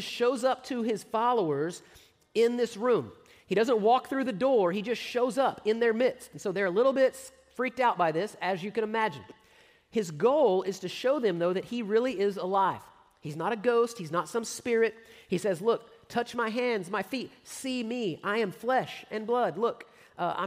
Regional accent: San Antonio, Texas, United States; I grew up in the San Antonio area

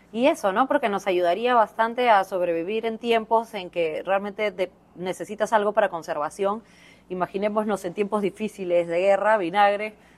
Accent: Peru; Como cocinero peruano

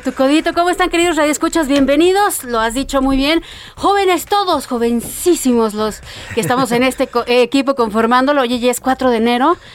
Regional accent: Mexico

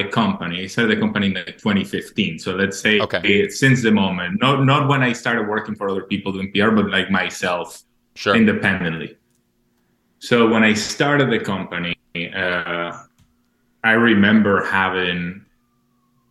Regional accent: Maracay, Aragua, Venezuela; moved away; I was born in Venezuela, in Maracay, which is a small city in the outside, small, but in the outsides of Caracas

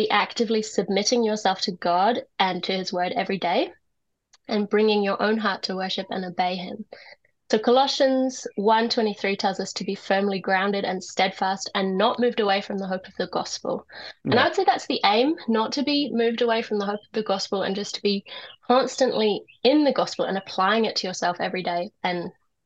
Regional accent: Nelson, New Zealand; also born or lived in England / Tauranga; now in Rotorua, New Zealand; I live in Rotorua, but I was born in England, and I was raised in Nelson

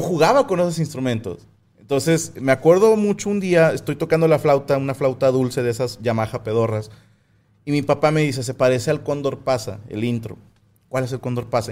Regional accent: Cuautla, Morelos, Mexico; moved away; yo nací en Cuautla Morelos. Bueno, nací en Cuautla Morelos

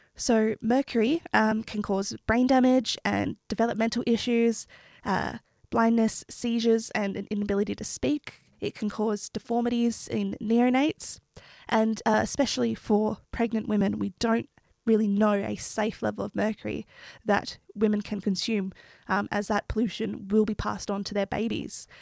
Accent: New South Wales, Australia; an Australian Indigenous Wiradjuri Gundagarra woman

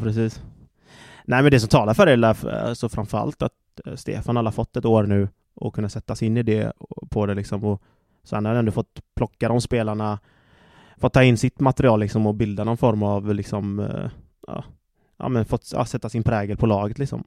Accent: Gothenburg, Västra Götaland, Sweden; moved away as an adult; also born or lived in Slovakia; det är gött att vara hemma i Göteborg

